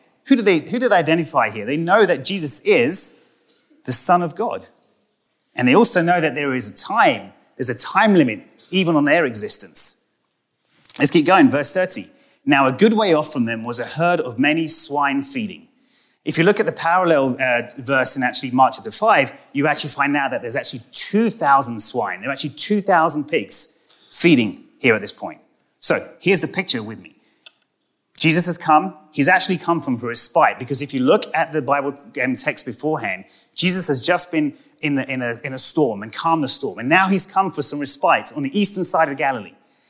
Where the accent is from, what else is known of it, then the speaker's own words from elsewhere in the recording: United Kingdom; And if any of you are wondering, I am British and not Australian. And it doesn't matter if you call me either.